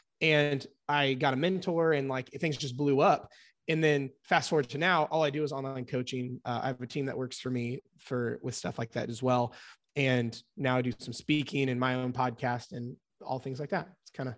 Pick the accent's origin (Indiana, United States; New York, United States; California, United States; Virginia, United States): Indiana, United States; I'm 29 from Indiana here in the States, and been coaching about a decade.